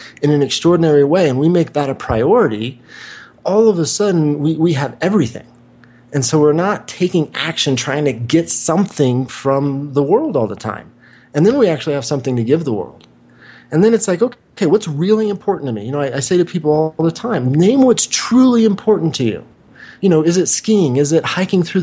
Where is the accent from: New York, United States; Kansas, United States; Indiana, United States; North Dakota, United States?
Kansas, United States; Wichita; moved away; also born or lived in Santa Monica, California; I grew up in Wichita, Kansas